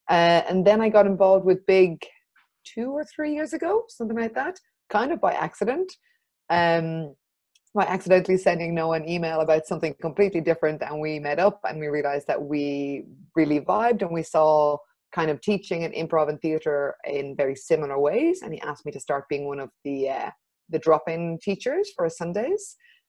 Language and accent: English; Ireland; now in Barcelona, Spain; I'm Irish and French, and I moved to Barcelona about 6 or 7 years ago.